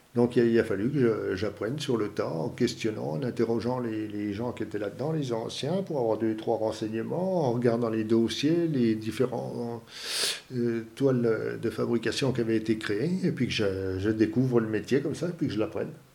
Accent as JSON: {"language": "French", "town": "Épinal", "region": "Grand Est", "country": "France", "tie": "born or raised there", "said": "Je viens des Vosges. Épinal dans les Vosges"}